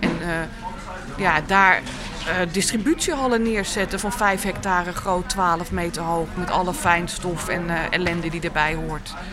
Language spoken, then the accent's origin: Dutch; Amsterdam, North Holland, Netherlands; wij als Amsterdammers